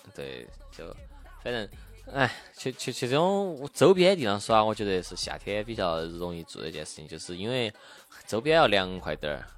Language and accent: Chinese; Chengdu, Sichuan, China; accent: Sichuanese; moved away; 作为一个成都人